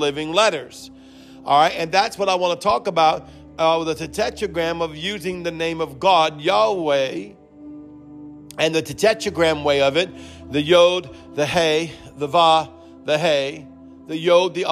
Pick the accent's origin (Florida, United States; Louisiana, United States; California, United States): Louisiana, United States; New Orleans; accent: Cajun; that's my New Orleans upbringing